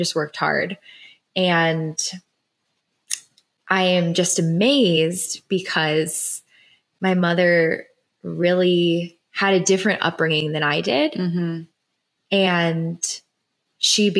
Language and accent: English; Cleveland, Ohio, United States; I grew up in Cleveland, Ohio